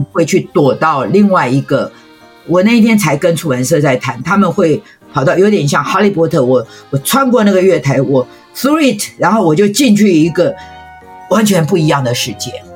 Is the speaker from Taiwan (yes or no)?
yes; Taiwan; 我们台湾人